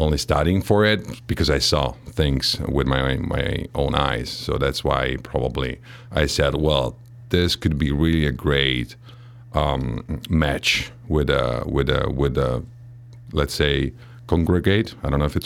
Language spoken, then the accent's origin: English; Italy; English is a second language; moved away as an adult; now in Midwest, United States; I was born in Italy